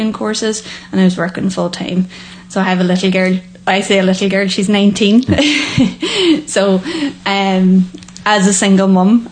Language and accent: English; Annagry, Ulster, Ireland; also born or lived in Loughanure / Falcarragh; I'm originally from Anagra, so right in west